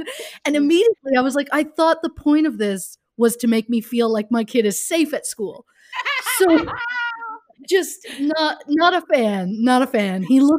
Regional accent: Canada; We're Canadian. Right, we're Canadian

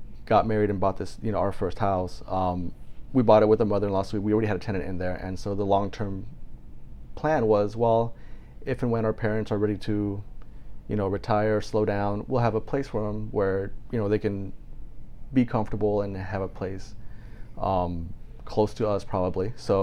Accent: Puerto Rico; moved away; growing up in Puerto Rico, my grandparents and great-grandparents, uncles were all on the same street

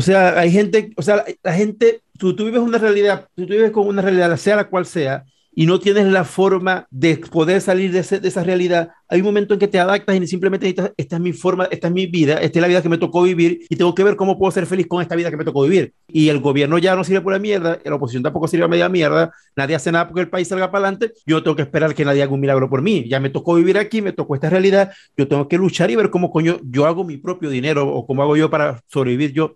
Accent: Venezuela; moved away as an adult; hace seis años que nosotros salimos de Venezuela

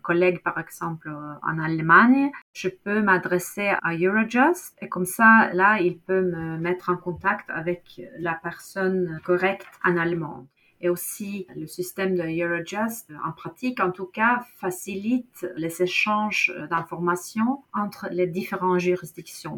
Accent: Norway; French is a second language; chez nous, en Norvège

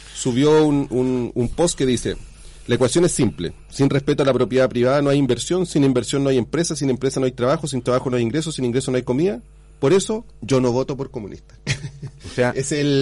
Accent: Chile

